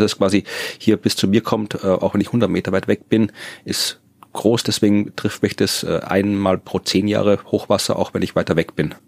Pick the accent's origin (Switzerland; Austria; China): Austria; Wachau, Lower Austria; in der Wachau oder wo ich herkomme